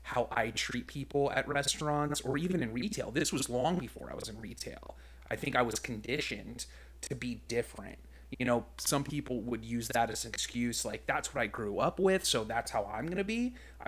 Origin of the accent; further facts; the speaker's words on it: Palm Desert, California, United States; I grew up in Palm Desert, California